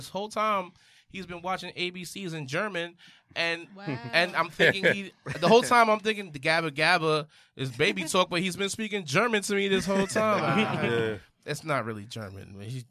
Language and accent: English; Belize; I'm from Belize too.